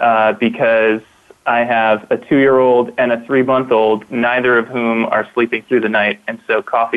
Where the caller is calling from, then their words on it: Denver, Colorado, United States; I'm calling from Denver, Colorado. I live down in Denver, and I work in Boulder.